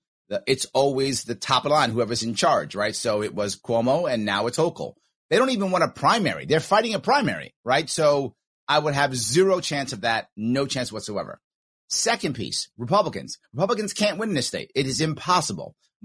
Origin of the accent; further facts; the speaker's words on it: Long Island, New York, United States; also born or lived in Manhattan / the Bronx; As I said, born in Manhattan, raised in the Bronx as a little kid, then out on Long Island as an older kid.